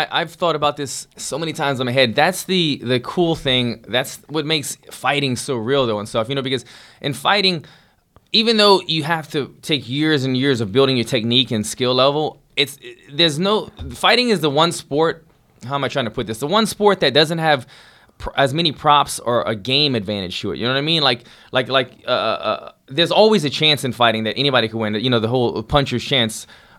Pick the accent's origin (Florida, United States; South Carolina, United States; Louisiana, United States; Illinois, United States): Louisiana, United States; my home state of Louisiana.